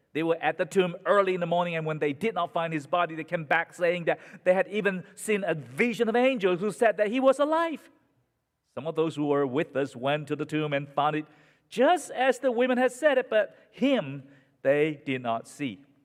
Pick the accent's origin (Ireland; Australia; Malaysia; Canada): Malaysia; now in United States; in Malaysia, in my hometown